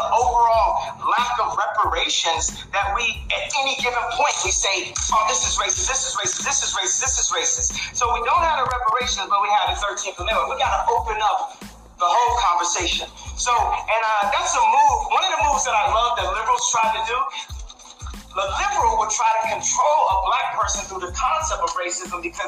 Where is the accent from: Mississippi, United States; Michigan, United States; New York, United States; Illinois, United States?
Illinois, United States; Chicago; my hometown of Chicago